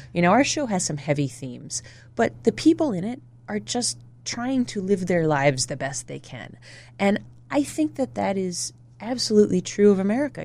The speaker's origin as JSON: {"language": "English", "region": "New Jersey", "country": "United States", "tie": "born or raised there", "also_born_or_lived": "Toledo, Ohio / Illinois", "moved": "yes", "said": "I grew up in New Jersey, uh, South Jersey outside of Philadelphia"}